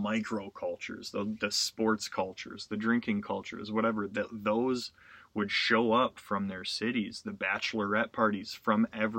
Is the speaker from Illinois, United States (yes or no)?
no; Wisconsin, United States; moved away; I'm from Wisconsin